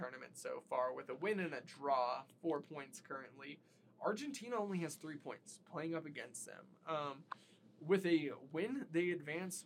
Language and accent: English; United States; As an American